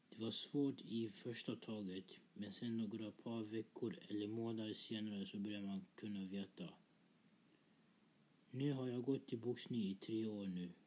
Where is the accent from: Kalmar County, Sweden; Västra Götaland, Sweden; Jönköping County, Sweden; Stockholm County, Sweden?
Stockholm County, Sweden; Stockholm; Jag är uppvuxen i Husby och bor med mamma, pappa och min lillebror Jonathan. Vi flyttade till Husby när jag var ett år gammal och vi har nu bott där i nästan 14 år.